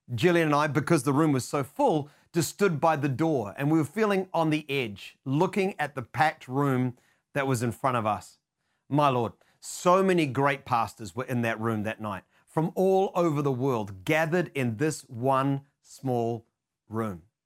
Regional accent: New Zealand; being a Kiwi, known for our tendency towards being hesitant and reserved

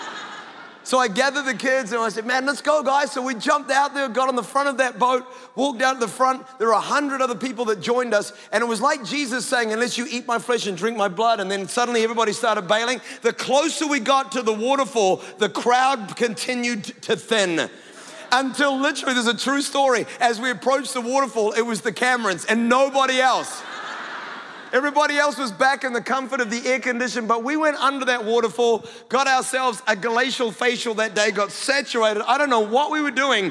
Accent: Scotland, United Kingdom; I'm Scottish

